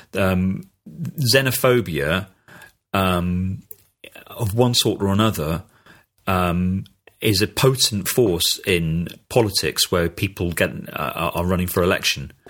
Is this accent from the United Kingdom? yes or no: yes; United Kingdom; speaking as a Brit